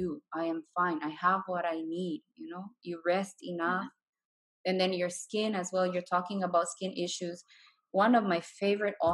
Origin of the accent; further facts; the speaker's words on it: Bolivia; moved away as an adult; I'm from Bolivia, and I've traveled the world. Like, I've lived abroad for 8 years now. And I'm looking at going back home now.